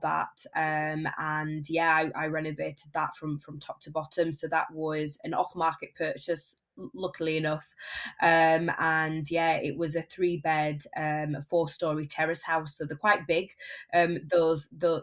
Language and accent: English; Barnsley, Yorkshire and the Humber, United Kingdom; I predominantly flip houses in my hometown of Barnsley